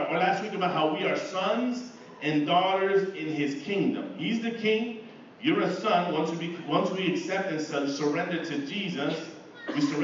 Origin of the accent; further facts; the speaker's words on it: East Chicago, Indiana, United States; moved away as an adult; now in Philadelphia, United States; I've been in Philly for about 22 years, grew up in East Chicago.